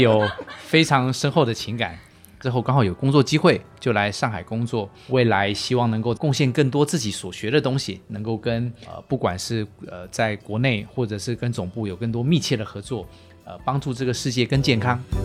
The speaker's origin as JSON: {"language": "Chinese", "country": "Taiwan", "moved": "as an adult", "lives_now": "Shanghai, China", "said": "我来自于台湾，过往是从事实验室的工作"}